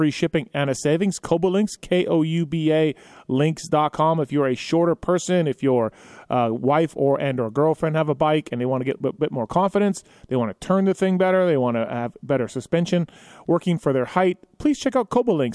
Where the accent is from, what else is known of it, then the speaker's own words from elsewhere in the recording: Canada; I'm Canadian